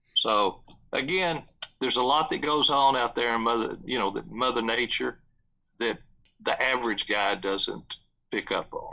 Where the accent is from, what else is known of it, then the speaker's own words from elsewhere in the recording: South Texas, United States; There's a big ranch that I grew up close to in South Texas